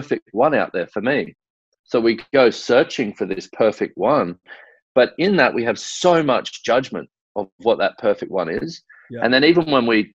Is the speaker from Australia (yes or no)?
yes; Australia; growing up in Australia